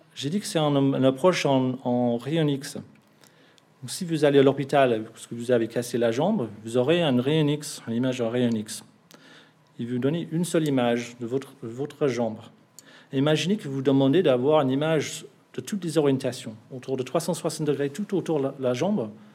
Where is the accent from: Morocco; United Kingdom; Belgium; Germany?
United Kingdom; England; French is a second language; now in Bordeaux, France; Je suis anglais